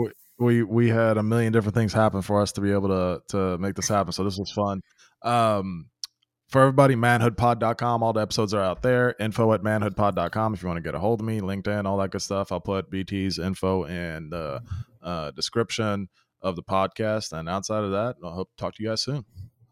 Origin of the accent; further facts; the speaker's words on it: Memphis, Tennessee, United States; I grew up in Memphis